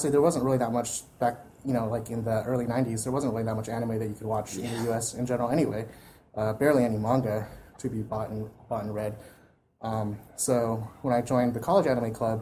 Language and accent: English; United States; we as American fans